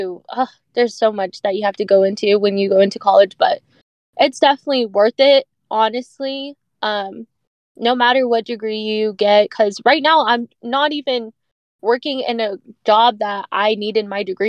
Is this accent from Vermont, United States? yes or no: no; Dallas, Texas, United States; I grew up in Oak Cliff